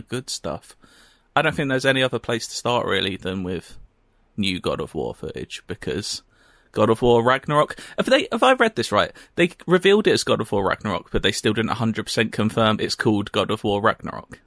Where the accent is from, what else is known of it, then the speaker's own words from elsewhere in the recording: United Kingdom; we're British.